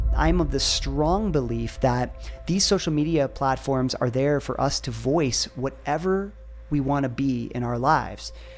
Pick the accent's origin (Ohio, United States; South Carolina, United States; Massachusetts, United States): Ohio, United States; I grew up in Ohio